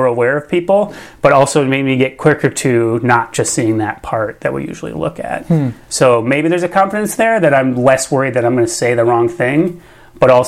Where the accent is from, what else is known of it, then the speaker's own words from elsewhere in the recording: Minnesota, United States; I'm from Minnesota, like, I'm from the Midwest, deeply from the Midwest